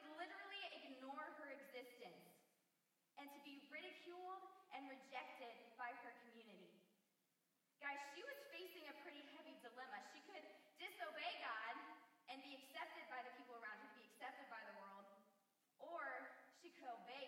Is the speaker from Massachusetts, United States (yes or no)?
no; Indiana, United States; moved away as an adult; I grew up in Indiana for a long time